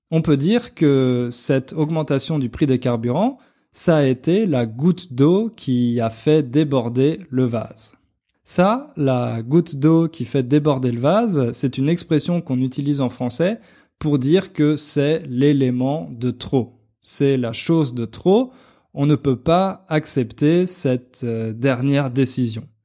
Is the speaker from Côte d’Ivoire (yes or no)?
no; France; enfin plutôt comme moi parce que moi je suis français et j'imagine que vous non